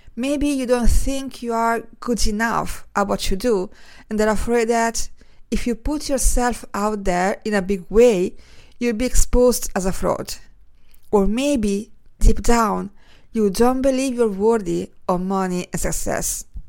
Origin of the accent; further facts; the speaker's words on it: Italy; moved away; growing up in Italy